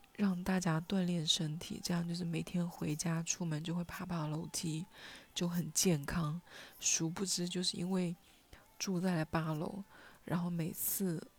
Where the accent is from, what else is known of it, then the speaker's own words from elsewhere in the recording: Hunan, China; first language Hunanese; now in Shenzhen, China; 用我的家乡话，就是用湖南话